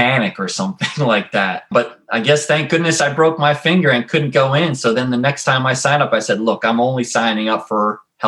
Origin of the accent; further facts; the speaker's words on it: Rockville, Maryland, United States; I grew up in Rockville, Maryland, right outside of DC